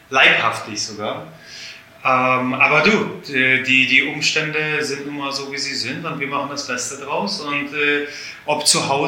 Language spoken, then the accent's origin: German; Poland; ich muss ja ein bisschen meckern, äh, was äh, meine, meine Heimat angeht. Ähm, wir haben leider in Polen einen, einen großen Neidfaktor